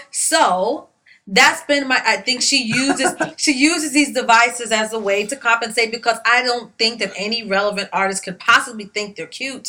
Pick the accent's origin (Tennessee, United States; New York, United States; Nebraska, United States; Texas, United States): New York, United States; come on, girl, I'm from New York. You know better than that.